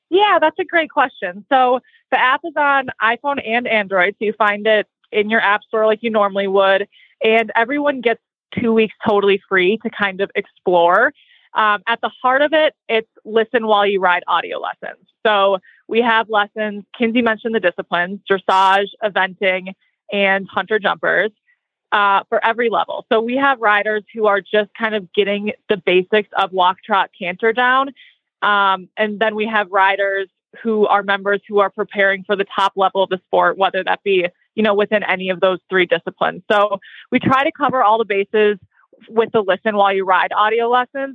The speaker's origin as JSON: {"language": "English", "region": "Minnesota", "country": "United States", "tie": "born or raised there", "also_born_or_lived": "Ocala, Florida", "moved": "yes", "said": "we grew up in Minnesota riding horses, but from a non equestrian family"}